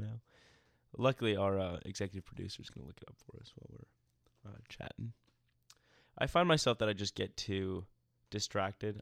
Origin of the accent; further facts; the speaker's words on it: Atlanta, Georgia, United States; moved away as an adult; now in Greenville, United States; I grew up in Atlanta, and then I moved to Greenville for school